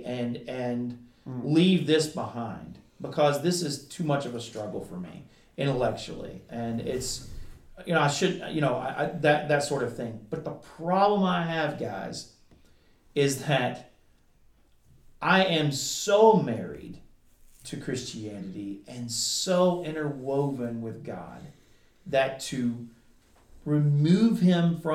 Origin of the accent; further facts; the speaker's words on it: Kentucky, United States; I grew up in Kentucky